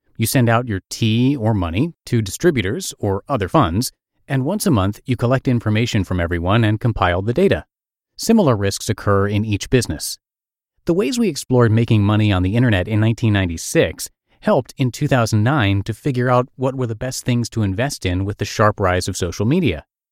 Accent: New Brunswick, New Jersey, United States; my hometown of New Brunswick, New Jersey

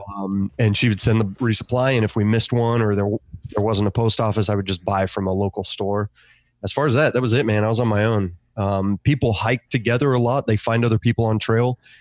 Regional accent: Australia; now in United States; I grew up in Australia

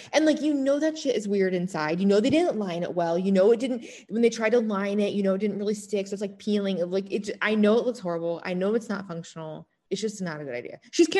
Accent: Illinois, United States; I am originally from Illinois, though, so I was right next

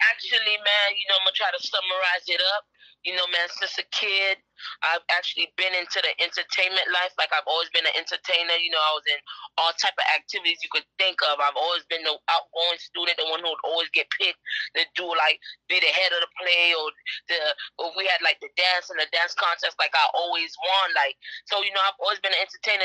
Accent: Miami, Florida, United States; I'm from Dade County, man. Old. 05, Miami, man, straight out, you know, 95 Little Haiti area, North Miami

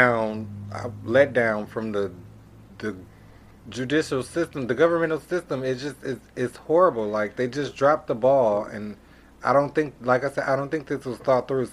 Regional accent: Milwaukee, Wisconsin, United States; I'm from Milwaukee, Wisconsin

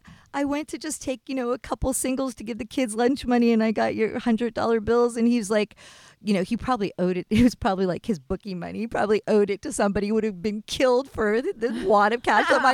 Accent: East Coast, United States; I grew up on the East Coast

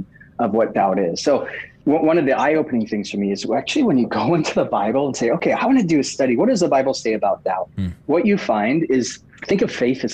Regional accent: Oxford, South East England, United Kingdom; moved away; also born or lived in Hawaii; I was actually born in Oxford. So it was like going back home in some ways for me.

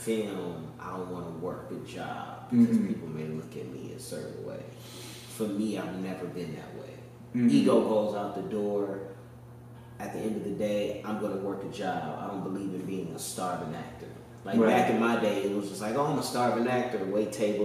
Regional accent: Inglewood, California, United States; I'm from Inglewood, California. Born and raised

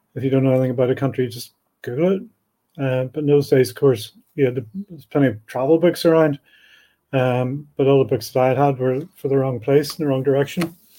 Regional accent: Belfast, Northern Ireland, United Kingdom; moved away as an adult; I was brought up in Belfast in the seventies

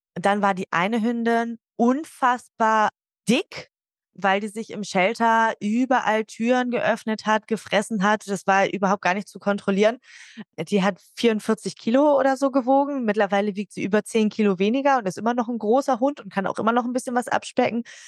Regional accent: Hamburg, Germany; now in Nordhorn, Germany; Ich komme gebürtig aus Hamburg und lebe aber inzwischen in Nordhorn

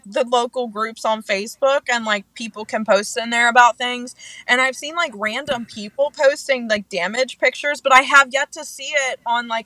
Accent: Pennsylvania, United States; moved away as an adult; I am originally from Pennsylvania. Born and raised in Pennsylvania

